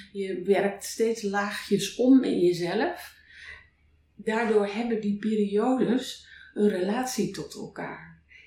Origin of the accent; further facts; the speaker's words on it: North Holland, Netherlands; moved away; ik ben op een boerderij geboren in Noord-Holland